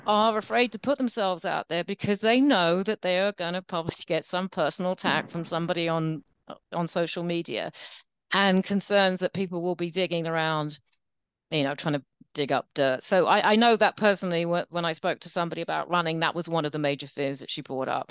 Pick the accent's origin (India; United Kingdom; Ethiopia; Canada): United Kingdom; England; also born or lived in United States; now in New York, United States; I'm English and American